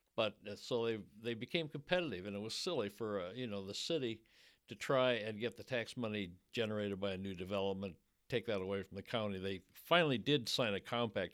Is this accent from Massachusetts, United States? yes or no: no; Fort Wayne, Indiana, United States; moved away as an adult; now in Louisville, United States; my hometown paper of Fort Wayne, Indiana